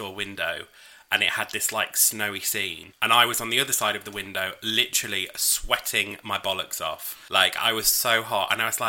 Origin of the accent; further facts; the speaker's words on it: York, Yorkshire and the Humber, United Kingdom; I'm from York